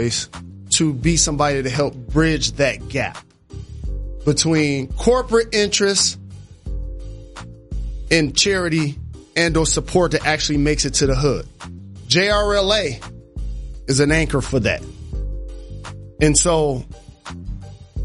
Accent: Detroit, Michigan, United States; my hometown, Detroit, Michigan.

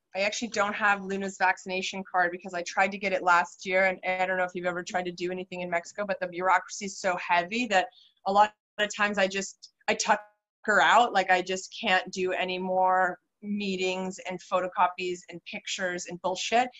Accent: Canada; moved away as an adult; now in Antigua, Guatemala; as a Canadian, for instance, you know, I was pregnant in Guatemala and I came back to Canada

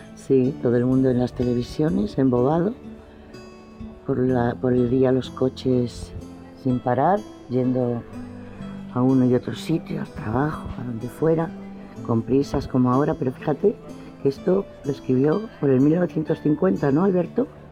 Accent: Spain; Aquí por lo menos en España

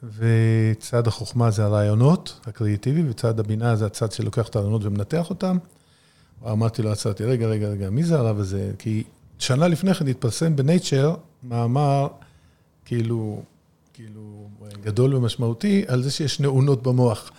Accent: Haifa, Haifa District, Israel; moved away as an adult; also born or lived in United States; אנחנו גדלנו בחיפה

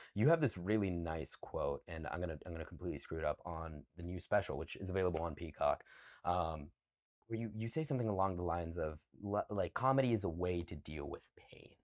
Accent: Cumming, Georgia, United States; moved away; I'm from the city of Cumming, C U M M I N G.

